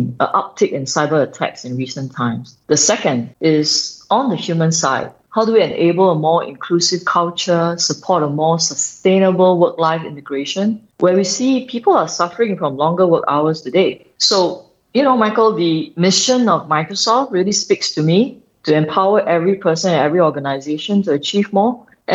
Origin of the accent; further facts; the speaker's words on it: Singapore; I'm born and bred in Singapore